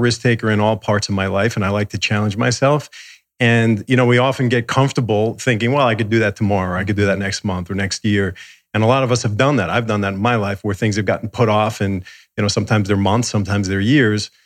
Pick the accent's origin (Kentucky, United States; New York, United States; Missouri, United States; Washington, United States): New York, United States; suburbs of; moved away as an adult; also born or lived in Manhattan, New York; now in Los Angeles, United States; I grew up in the suburbs of New York